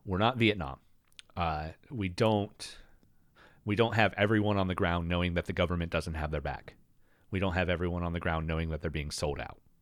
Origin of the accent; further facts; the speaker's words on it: United States; I grew up in America